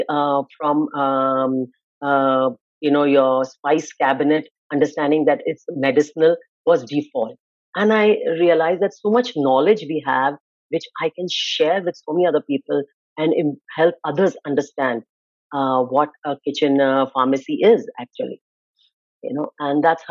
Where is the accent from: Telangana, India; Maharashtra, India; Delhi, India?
Maharashtra, India; Mumbai; moved away as an adult; now in Canada; I'm born and brought up in India. I'm a metro city girl. I'm from Mumbai. When I was growing up there, it was called Bombay